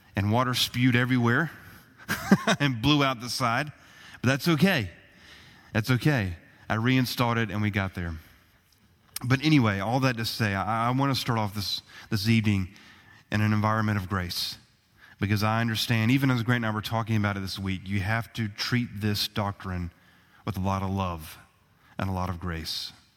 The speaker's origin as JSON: {"language": "English", "country": "United States", "said": "as American citizens"}